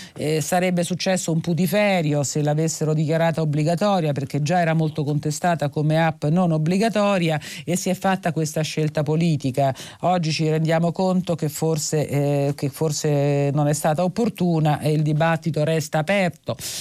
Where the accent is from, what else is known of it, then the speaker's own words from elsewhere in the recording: Rome, Lazio, Italy; per noi che siamo romani